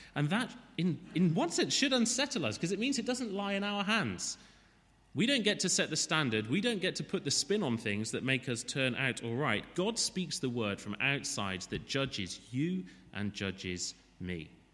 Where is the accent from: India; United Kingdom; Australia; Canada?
United Kingdom; Wales; As a Welshman